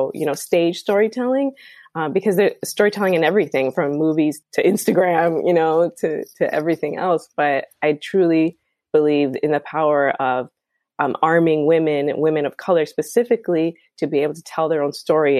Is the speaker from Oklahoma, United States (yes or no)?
no; Chicago, Illinois, United States; first language Spanish; English is a second language; moved away as an adult; also born or lived in New York; I grew up in Chicago